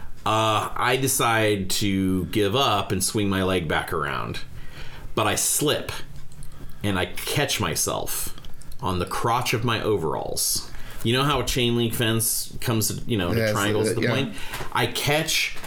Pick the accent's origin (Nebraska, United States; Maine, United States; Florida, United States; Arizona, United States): Nebraska, United States; Bellevue; I grew up in Bellevue, Nebraska here